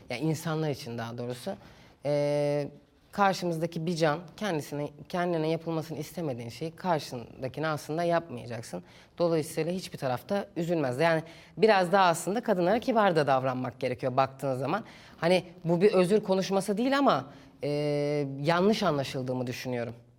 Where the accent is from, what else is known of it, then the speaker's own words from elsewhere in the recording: Istanbul, Turkey; İstanbul'da büyüdüm.